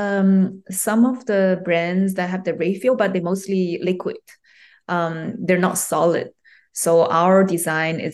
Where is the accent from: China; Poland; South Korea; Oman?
China; English is a second language; also born or lived in Japan / United States; now in Australia; Originally, I was born in China, and I had some, study in China